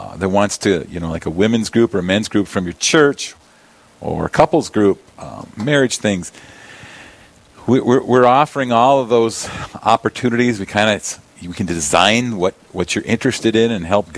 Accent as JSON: {"language": "English", "town": "Yankton", "region": "South Dakota", "country": "United States", "said": "I'm from Yankton"}